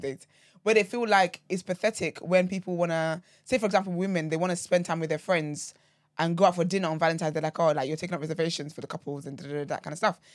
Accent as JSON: {"language": "English", "country": "Nigeria", "tie": "born or raised there", "moved": "yes", "said": "growing up in Nigeria, right, um, so my granddad was Muslim"}